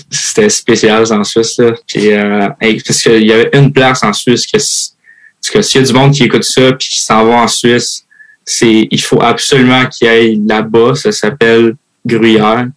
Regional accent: Terrebonne, Quebec, Canada; accent: Québécois; moved away as an adult; also born or lived in Houston, Texas / Switzerland / Mascouche / Michigan; j'ai grandi à Mascouche, après, j'ai grandi à Terrebonne

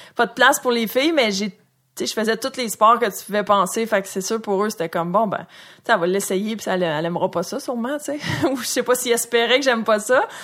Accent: Saint-Jean-sur-Richelieu / Châteauguay, Quebec, Canada; j'ai grandi à Saint-Jean ou à Châteauguay

